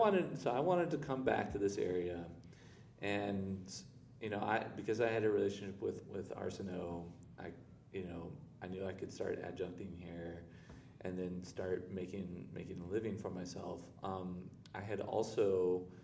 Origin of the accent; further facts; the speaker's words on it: Chicago, Illinois, United States; moved away; also born or lived in Florida / Washington, D.C.; I'm originally from Chicago. I still self-identify more as a Chicagoan than a Floridian